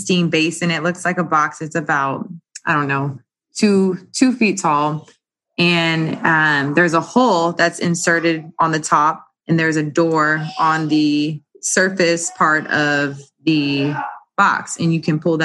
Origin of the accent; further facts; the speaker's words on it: Arizona, United States; moved away as an adult; now in New Orleans, United States; I'm actually originally from Arizona, West Coast girl